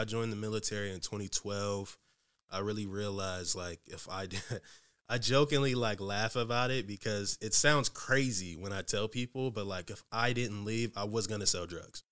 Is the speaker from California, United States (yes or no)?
no; Newport News, Virginia, United States; moved away as an adult; now in Seattle, United States; I'm from Newport News, Virginia.